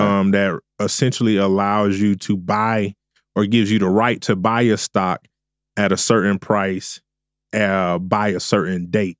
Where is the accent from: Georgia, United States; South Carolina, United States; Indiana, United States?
Georgia, United States; Augusta; I'm originally from Augusta, Georgia.